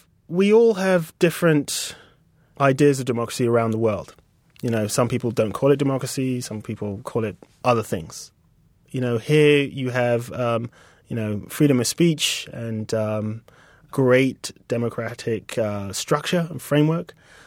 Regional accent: United Kingdom; accent: British; And she looked at us both, like, in amazement that we came from Mars with, like, these British accents.

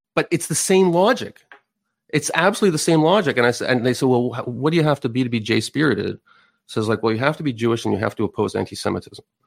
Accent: Canada

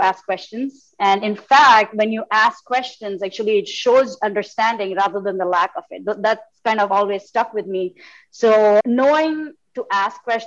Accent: India; moved away as an adult; now in United States; I grew up in India and came to the States, many years back, let's just put it that way, for graduate school

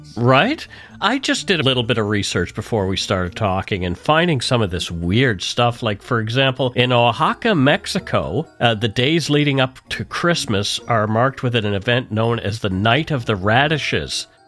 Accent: Nova Scotia, Canada; now in Vancouver, Canada; I grew up in Nova Scotia

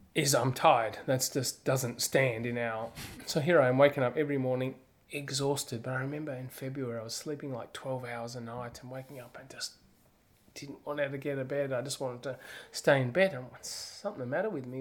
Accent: Australia; moved away; me, as an Australian, I could come back in January

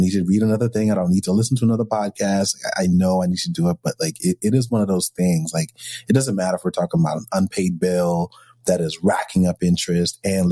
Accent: New York, United States; I'm a New Yorker

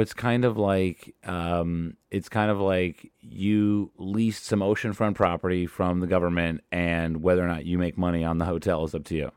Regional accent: Madison, New Jersey, United States; now in Los Angeles, United States; I'm from New Jersey

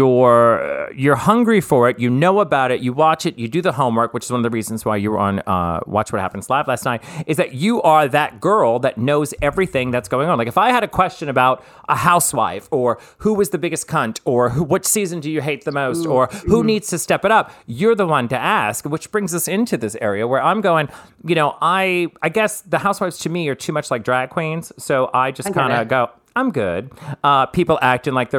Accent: New Orleans, Louisiana, United States; I'm from New Orleans

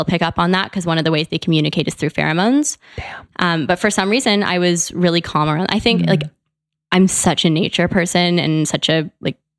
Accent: Canada; also born or lived in Vancouver, Canada; I'm from Canada, so I went to school in Vancouver.

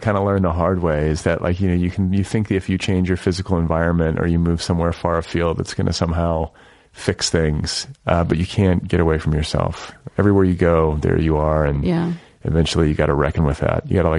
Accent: Midwest, United States; I'm from the Midwest.

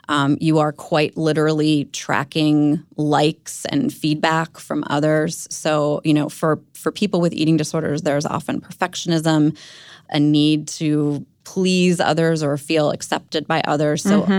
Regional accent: Maryland, United States; I grew up outside of Baltimore, and I started struggling with an eating disorder myself in middle school

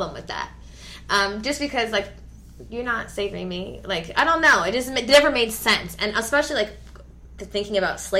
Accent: Los Angeles, California, United States; also born or lived in Atlanta; we grew up in the Valley, so we know hella Armenians

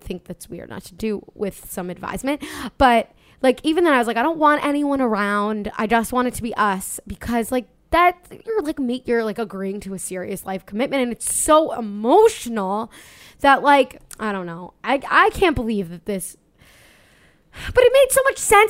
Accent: Long Island, New York, United States; I'm from Long Island, we're from Long Island

